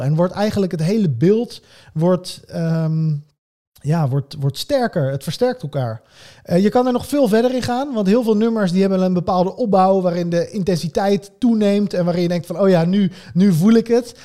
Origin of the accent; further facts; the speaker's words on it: Netherlands; Wij als Nederlanders